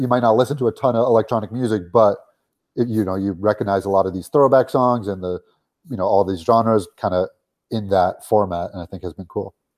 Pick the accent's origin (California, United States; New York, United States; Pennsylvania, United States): California, United States; Los Angeles; we grew up in Los Angeles